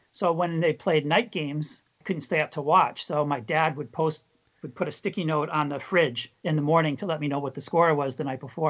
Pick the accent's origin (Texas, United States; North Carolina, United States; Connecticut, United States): Connecticut, United States; Milford; I grew up in Southern Connecticut, exactly halfway between Bridgeport and New Haven in Milford.